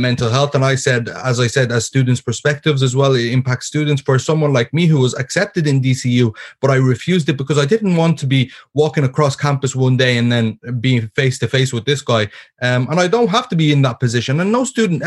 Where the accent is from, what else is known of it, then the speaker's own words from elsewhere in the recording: Ireland; being born and raised in Ireland